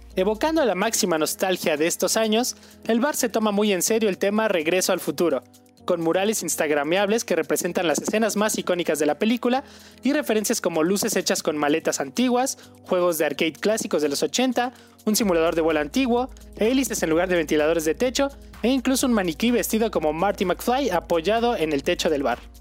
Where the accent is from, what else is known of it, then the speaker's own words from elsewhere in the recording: Mexico; nosotros como mexicanos